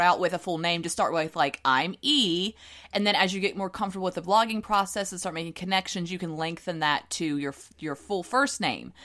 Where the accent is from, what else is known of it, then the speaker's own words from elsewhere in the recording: the South, United States; accent: Southern; my Southern accent's coming out